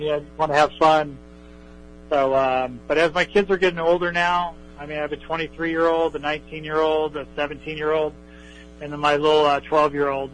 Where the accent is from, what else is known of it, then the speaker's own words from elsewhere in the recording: West Coast, California, United States; I grew up in the West Coast.